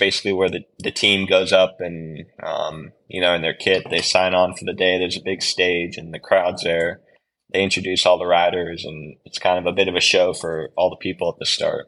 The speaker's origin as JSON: {"language": "English", "country": "United States", "moved": "yes", "lives_now": "Girona, Spain", "said": "being an American rider"}